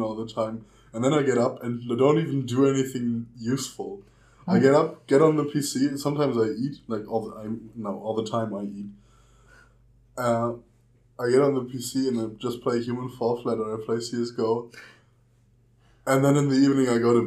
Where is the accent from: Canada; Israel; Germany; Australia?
Germany; English is a second language; moved away as an adult; now in Austria; So I'm from Germany, right? And we're currently living in Austria.